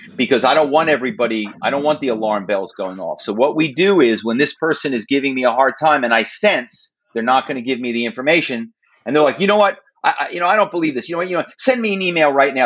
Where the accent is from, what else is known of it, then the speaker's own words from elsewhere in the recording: Philadelphia, Pennsylvania, United States; moved away as an adult; also born or lived in New York / Los Angeles; now in Malibu, United States; my hometown is philadelphia